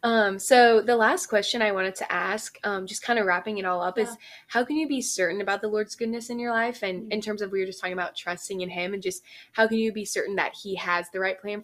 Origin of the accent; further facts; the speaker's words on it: Texas, United States; moved away as an adult; now in Baton Rouge, United States; I'm from Texas.